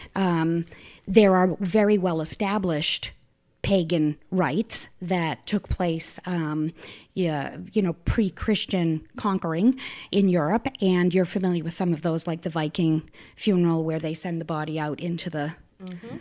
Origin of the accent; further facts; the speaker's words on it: Manchester, New Hampshire, United States; also born or lived in Boston; I grew up in Manchester, New Hampshire, right here.